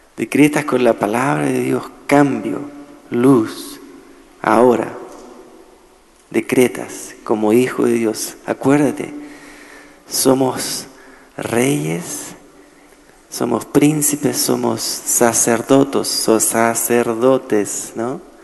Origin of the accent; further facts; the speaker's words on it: Chile; now in Nashville, United States; yo soy chileno